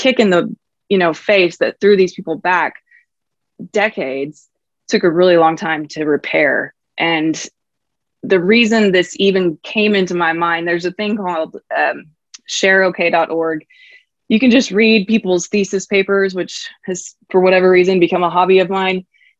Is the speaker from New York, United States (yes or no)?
no; Oklahoma, United States; when I grew up here in Oklahoma, they didn't teach revolution.